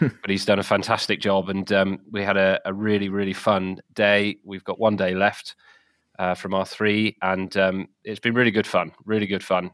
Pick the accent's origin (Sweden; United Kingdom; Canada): United Kingdom; the South of England; moved away; also born or lived in Wales; I'm from the South originally